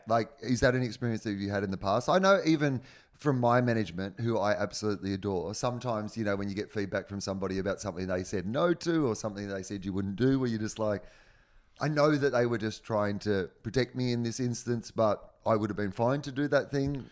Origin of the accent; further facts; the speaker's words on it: Australia; moved away; also born or lived in Los Angeles; I'm Australian